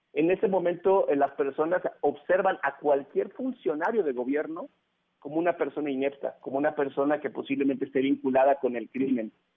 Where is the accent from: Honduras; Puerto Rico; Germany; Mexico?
Mexico; somos los mexicanos